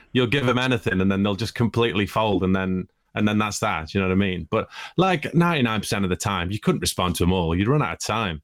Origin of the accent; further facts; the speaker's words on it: Stoke-on-Trent, West Midlands, United Kingdom; moved away; also born or lived in Russia; I'm from Stoke